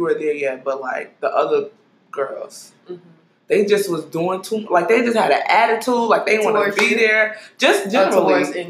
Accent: New York City, New York, United States; You know, I was from Brooklyn.

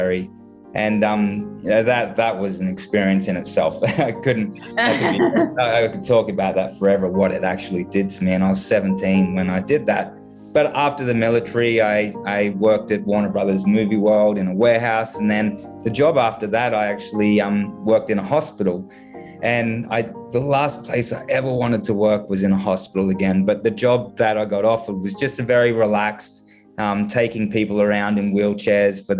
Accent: Gold Coast, Queensland, Australia; moved away as an adult; now in Canada; my hometown in Australia, which is the Gold Coast

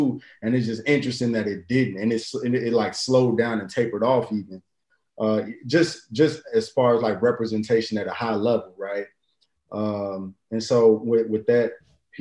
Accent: Chicago, Illinois, United States; me growing up in Chicago

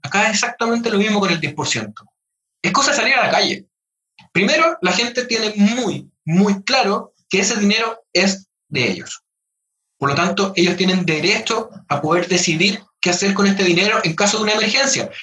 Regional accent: Chile; todos somos chilenos

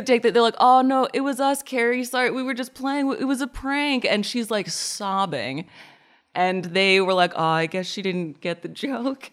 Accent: Portland, Oregon, United States; I'm from Portland, Oregon

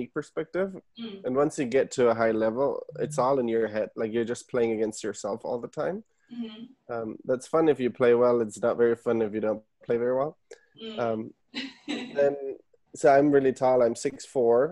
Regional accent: Germany; moved away as an adult; now in United States; I was born and raised in Germany

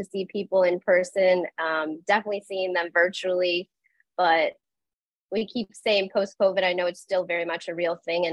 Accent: Chicago, Illinois, United States; My hometown, Chicago

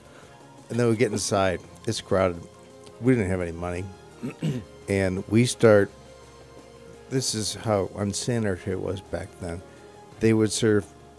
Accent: Bay Village, Ohio, United States; I was from Bay Village

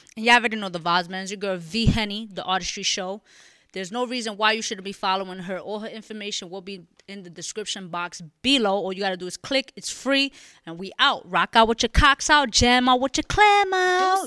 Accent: New York City, New York, United States; I'm from the Bronx

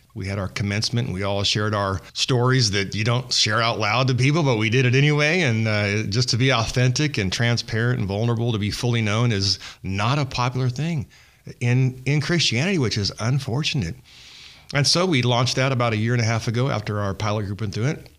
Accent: Kingsburg, California, United States; since coming home, back to my hometown in Kingsburg

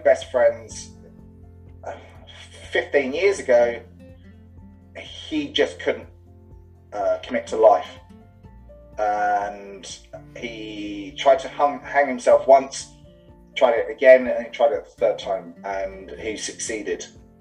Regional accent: England, United Kingdom; also born or lived in London; now in Dublin, Ireland; I'm English, living in Dublin.

